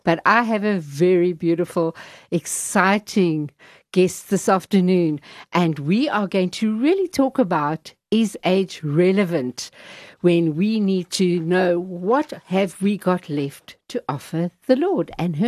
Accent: London, United Kingdom; We both come from East London, and we are good people

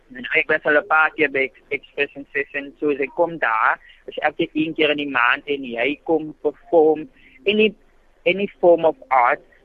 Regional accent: Worcester, Western Cape, South Africa; ek het groot geraak in Woester, skool gegaan in Woester

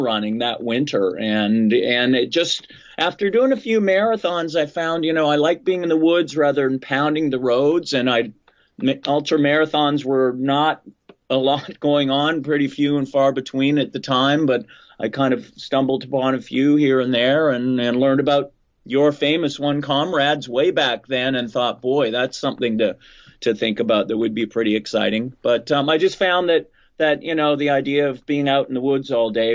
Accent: Vancouver, British Columbia, Canada; moved away as an adult; now in Philadelphia, United States; I grew up in Vancouver, British Columbia, beautiful part of the country, fairly mild West Coast weather

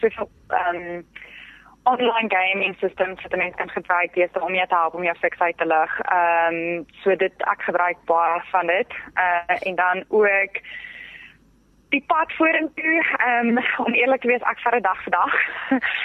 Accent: Pretoria, Gauteng, South Africa; ek het in Pretoria groot geword

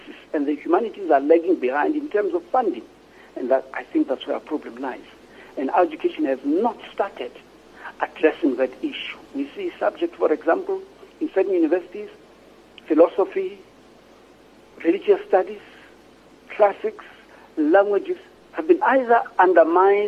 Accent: Ekurhuleni, Gauteng, South Africa; also born or lived in Soweto; I grew up in Togozi, which was part of the Eastern Ekurhuleni

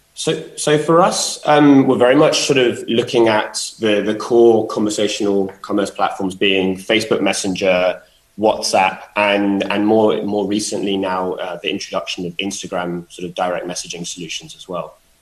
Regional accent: London, United Kingdom; being a Londoner

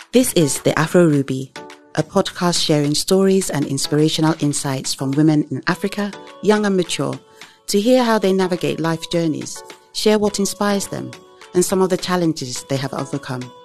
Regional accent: England, United Kingdom; I was born and raised in the U K

